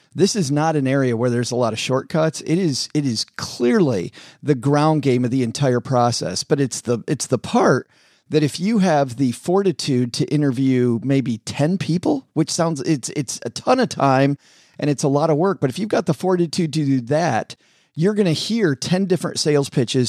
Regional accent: Kalamazoo, Michigan, United States; I grew up in Kalamazoo in farm country

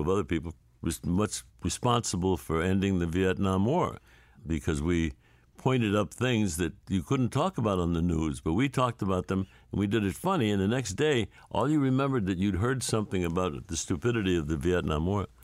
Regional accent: St. Louis, Missouri, United States; I grew up in Saint Louis

